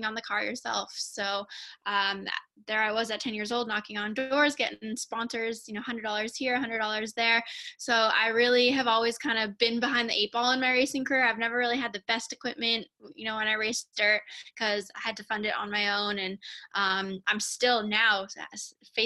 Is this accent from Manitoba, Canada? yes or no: yes; Winnipeg, Manitoba, Canada; I'm from Winnipeg, Manitoba, Canada, so close to you up north there. And I grew up racing go-karts